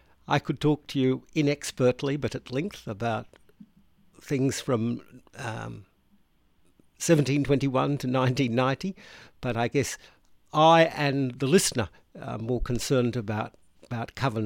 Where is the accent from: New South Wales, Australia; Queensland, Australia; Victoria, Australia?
Queensland, Australia; although I'm a Ukrainian Greek Catholic priest, I'm a Queenslander and with German ancestors and English and Scottish.